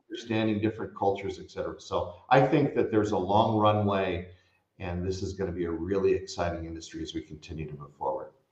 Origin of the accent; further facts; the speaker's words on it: Bay Area, California, United States; I grew up in the Bay Area